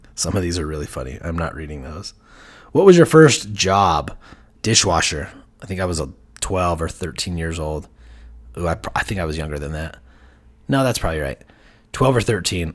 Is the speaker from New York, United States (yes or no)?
no; Heber City, Utah, United States; I grew up in Heber Valley, Heber City, Utah